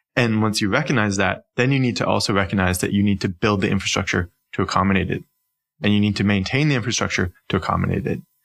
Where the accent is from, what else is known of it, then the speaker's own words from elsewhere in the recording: near Toronto, Ontario, Canada; accent: Canadian; moved away as an adult; also born or lived in Stockholm, Sweden; now in Copenhagen, Denmark; I'm actually uh, not Swedish, not Danish, but rather Canadian. So I was born and raised uh, in in Ontario, near to Toronto